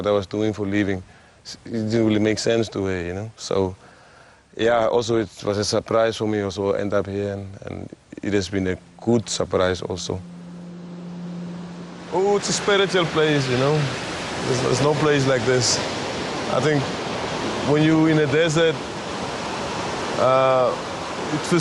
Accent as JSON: {"language": "English", "area": "Damaraland", "region": "Kunene", "country": "Namibia", "tie": "born or raised there", "lives_now": "Swakopmund, Namibia", "said": "I come from Damara land, from a place called Chorob, behind Fransfontein. And I was born there, I grew up there, and went to school in Korihas"}